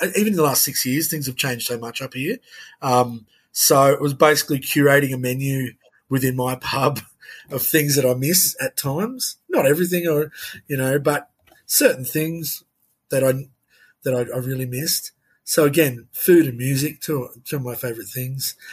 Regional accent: Tamworth, New South Wales, Australia; also born or lived in Sydney; as a young person growing up in Tamworth, it was you're either a townie or you're you're a rural kid

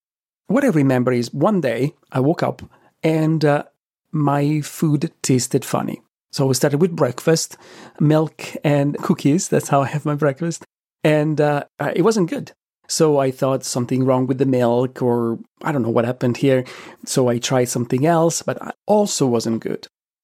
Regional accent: Italy; Though growing up in Italy, I did have pine nuts frequently in pesto, in strudel, and in other preparations

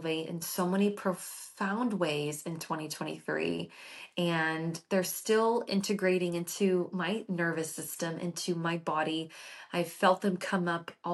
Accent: Florida, United States; I was born and raised in Florida

